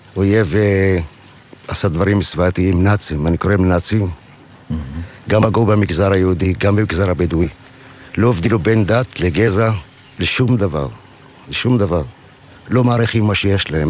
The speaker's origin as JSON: {"language": "Hebrew", "region": "Southern District", "country": "Israel", "tie": "born or raised there", "said": "גדלתי פה"}